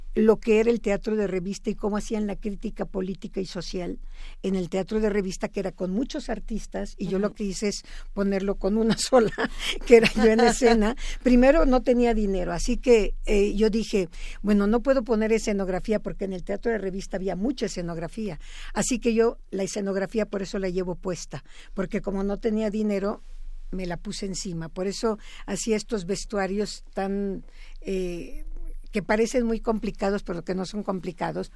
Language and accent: Spanish; Mexico